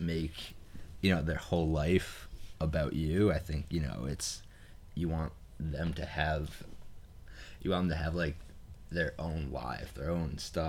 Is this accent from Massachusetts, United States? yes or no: yes; Massachusetts, United States; I am from Massachusetts.